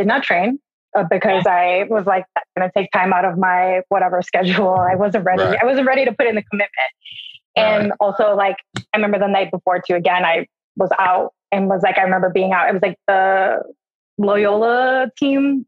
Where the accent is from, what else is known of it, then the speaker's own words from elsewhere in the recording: Milwaukee, Wisconsin, United States; moved away as an adult; now in Chicago, United States; I was born and raised there